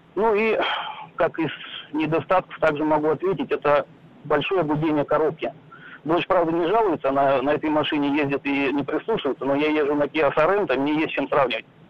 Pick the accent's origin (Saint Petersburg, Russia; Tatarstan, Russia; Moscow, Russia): Tatarstan, Russia; Kazan; я сам из Казани